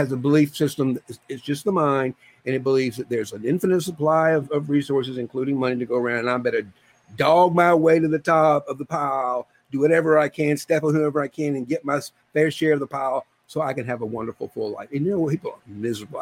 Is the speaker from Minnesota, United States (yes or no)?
no; deep South, Georgia, United States; I was born in Georgia, deep South Georgia.